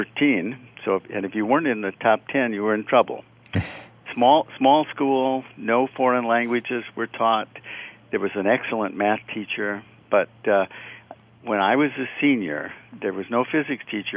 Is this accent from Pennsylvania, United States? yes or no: no; Port Austin, Michigan, United States; moved away; I grew up in a small town, Port Austin, Michigan.